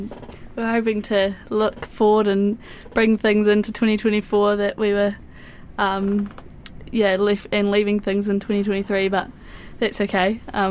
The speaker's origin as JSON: {"language": "English", "town": "Gore", "region": "Southland", "country": "New Zealand", "also_born_or_lived": "Christchurch", "said": "I'm originally from Gore, Southland."}